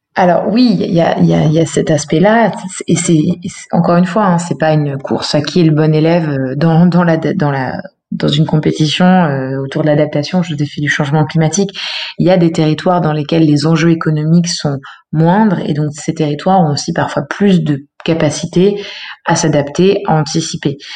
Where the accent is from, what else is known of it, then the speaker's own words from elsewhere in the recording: Eure, Normandy, France; moved away as an adult; also born or lived in Paris / Berlin; now in Lyon, France; j'ai grandi en Normandie, dans un petit village dans le dans l'Eure, dans le 27